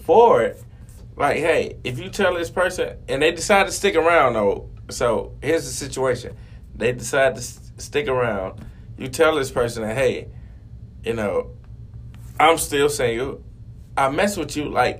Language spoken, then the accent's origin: English; the South, United States; born there; because I was born in the South.